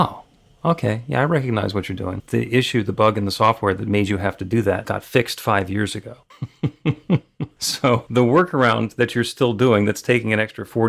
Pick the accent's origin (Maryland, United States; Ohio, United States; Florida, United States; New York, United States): New York, United States; outside; I grew up outside New York and I went to school at NYU.